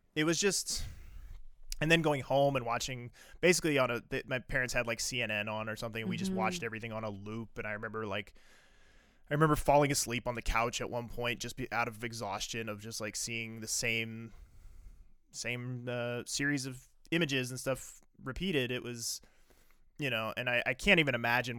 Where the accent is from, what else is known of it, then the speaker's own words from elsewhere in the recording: East Coast, United States; I grew up on the East Coast. And so I grew up